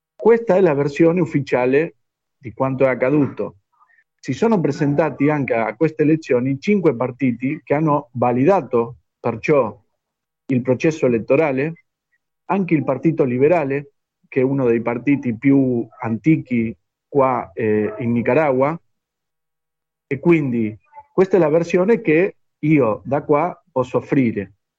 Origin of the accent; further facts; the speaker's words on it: Argentina; Italian is a second language; noi che siamo di Argentina